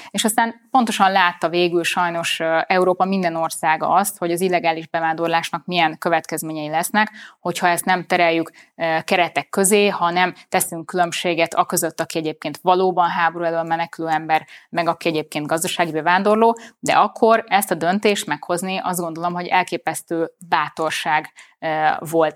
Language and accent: Hungarian; Budapest, Hungary; Én itt születtem, itt nőttem föl, itt élek a mai napig, eh, A szívem közepe a főváros